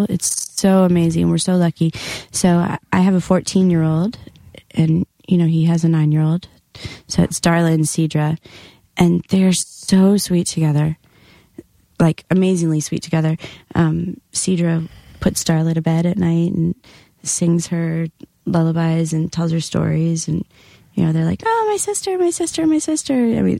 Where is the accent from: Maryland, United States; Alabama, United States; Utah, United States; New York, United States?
Maryland, United States; Baltimore; also born or lived in London; now in Sturgis, United States; I'm not from Sturgis. I'm from London, but grew up mostly in Baltimore and ended up in Sturgis.